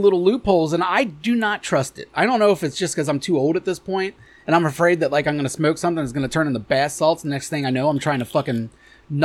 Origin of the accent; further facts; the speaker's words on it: Amelia, United States; I grew up in Amelia.